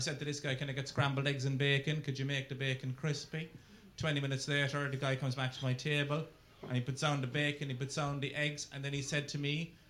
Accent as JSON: {"language": "English", "country": "Ireland", "said": "being an Irishman"}